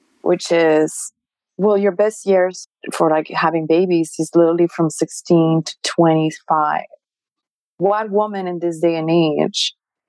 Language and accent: English; Mexico; I'm Mexican. I was born in Mexico